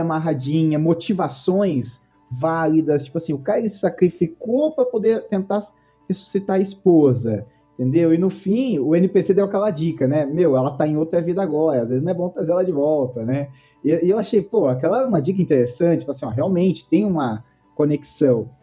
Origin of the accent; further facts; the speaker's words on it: Rio Claro, São Paulo, Brazil; Eu sou de Rio Claro, interior de São Paulo